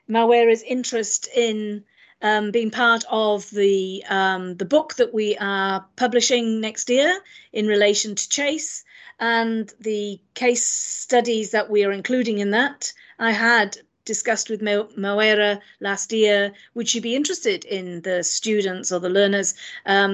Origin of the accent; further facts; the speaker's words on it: Wales, United Kingdom; now in New Zealand; I am from Wales